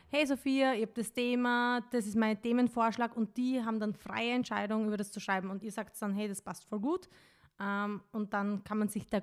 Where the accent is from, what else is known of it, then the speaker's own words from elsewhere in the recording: Styria, Austria; ich bin aus der Steiermark